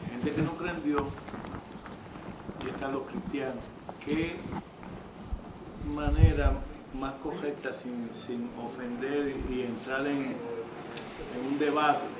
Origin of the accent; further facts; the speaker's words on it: Puerto Rico; yo soy de Puerto Rico y casi la mayoría es cristiano, y están los que no creen.